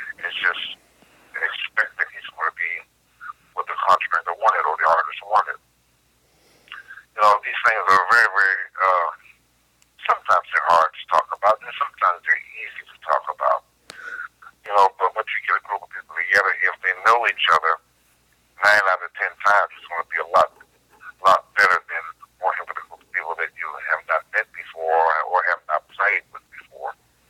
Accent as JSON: {"language": "English", "region": "New York", "country": "United States", "said": "Whereas me, I was from New York."}